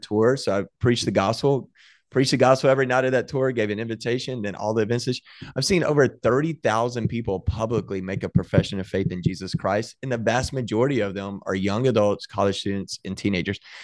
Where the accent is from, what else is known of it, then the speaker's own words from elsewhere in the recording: Waco, Texas, United States; we grew up in Waco, Texas